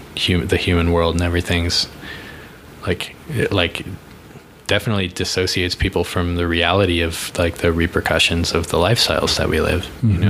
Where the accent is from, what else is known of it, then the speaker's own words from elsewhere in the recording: East Coast, United States; now in Colorado, United States; I grew up on the East Coast.